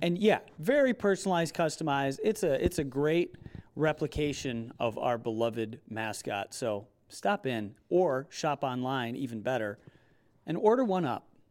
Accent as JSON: {"language": "English", "town": "Rockford", "region": "Illinois", "country": "United States", "tie": "born or raised there", "also_born_or_lived": "Beloit, Wisconsin", "said": "where I grew up in Rockford"}